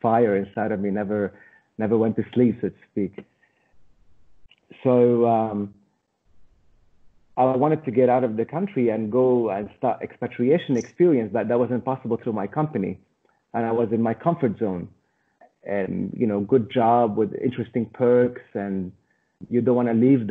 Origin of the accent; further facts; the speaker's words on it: Lebanon; moved away as an adult; also born or lived in Australia / Brazil; I was born in Lebanon. I grew up in the middle of a civil war. And eventually, I wanted to become a international person growing up in Lebanon.